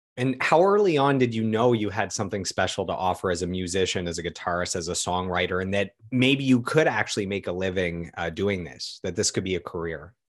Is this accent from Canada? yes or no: yes; Ottawa, Ontario, Canada; also born or lived in Toronto; we're both born and raised in Ottawa